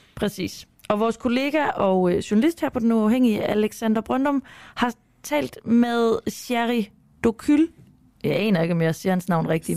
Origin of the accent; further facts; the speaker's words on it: Denmark; nu er jeg jo også fra Jylland